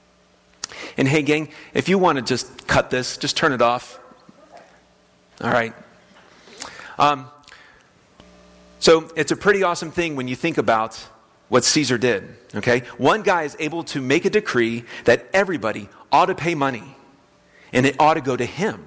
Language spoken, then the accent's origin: English; West Palm Beach, Florida, United States; moved away as an adult; now in Kansas, United States; the house that I grew up in West Palm Beach, Florida, on Stratford